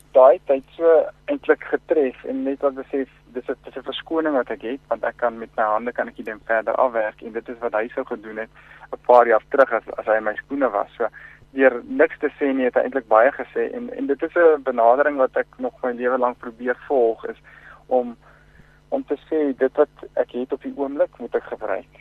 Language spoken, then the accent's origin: Afrikaans; Bloemfontein, Free State, South Africa; also born or lived in Klerksdorp; Ek um, het groot geword in in uh, Bloemfontein. Ek is van uit gebore in Klerksdorp en as dit verhuis Bloemfontein toe terwyl ek klein was, so ek het hier groot geword, skool gegaan.